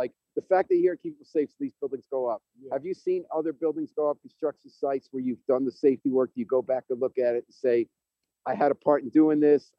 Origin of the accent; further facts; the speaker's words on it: White Plains, New York, United States; Oh, I grew up in White Plains.